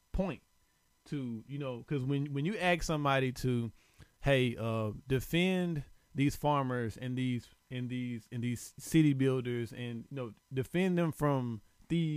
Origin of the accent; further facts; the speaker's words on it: the South, United States; I'm from the South